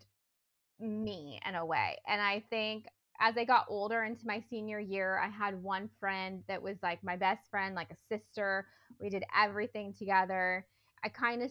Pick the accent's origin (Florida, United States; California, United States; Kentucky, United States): California, United States; Northern; I grew up in Northern California with parents who are still married